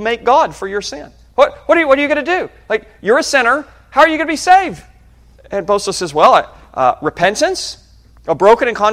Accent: Birmingham, Alabama, United States; I was born in Birmingham, Alabama

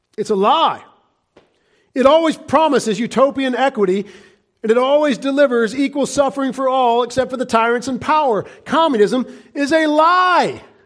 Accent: United States; we American Christians

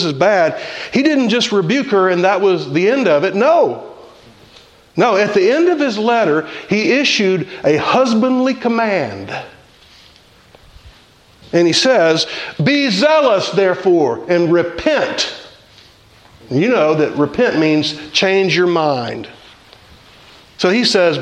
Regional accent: the South, United States; I grew up in the South

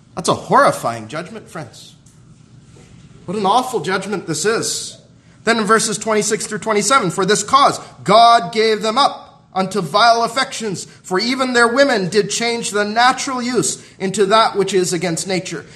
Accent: Southern California, United States; when I was growing up in Southern California

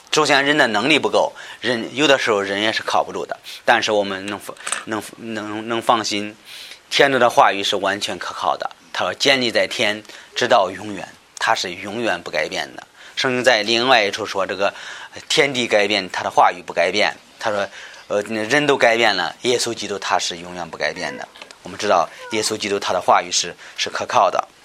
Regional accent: China; 我们中国人

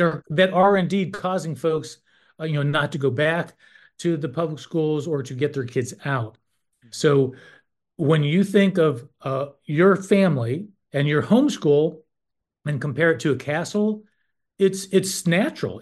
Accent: North Carolina, United States; I'm from North Carolina, and I served for 12 years on the NCHE board

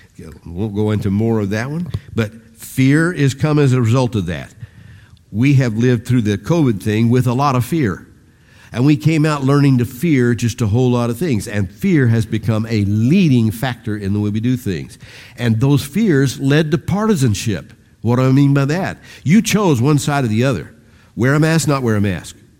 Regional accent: United States

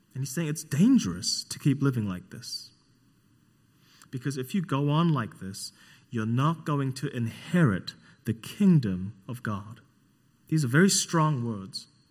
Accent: New Zealand; moved away; I'm from New Zealand, not Australia

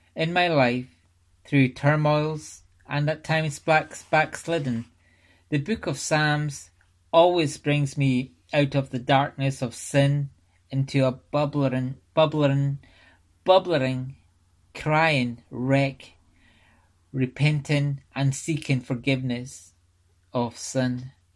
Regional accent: Scotland, United Kingdom; I was brought up in the Free Church of Scotland

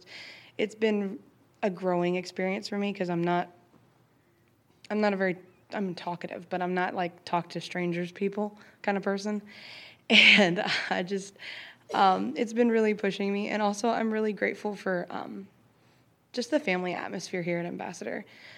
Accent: Charlottesville, Virginia, United States; I'm from Charlottesville, Virginia

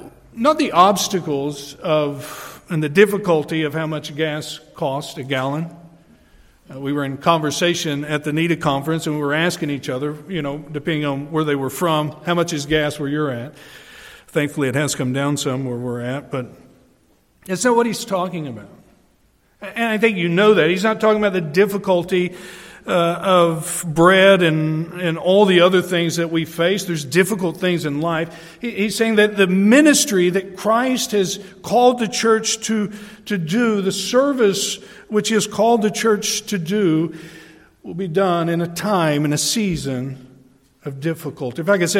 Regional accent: New York, United States; I'm from the Adirondacks, we don't get out much.

